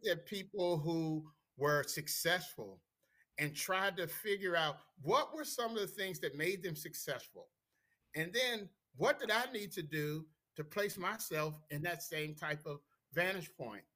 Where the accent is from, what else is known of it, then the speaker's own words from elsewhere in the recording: Washington, District of Columbia, United States; born and raised in D.C.